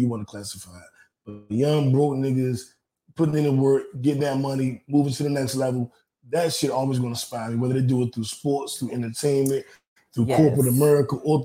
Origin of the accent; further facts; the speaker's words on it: Washington, District of Columbia, United States; it's in my hometown. Shout out to DMV, DC